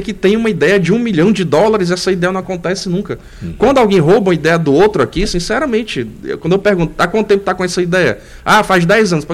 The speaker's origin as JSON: {"language": "Portuguese", "region": "Northeast Region", "country": "Brazil", "said": "como eu sou nordestino, estou aqui"}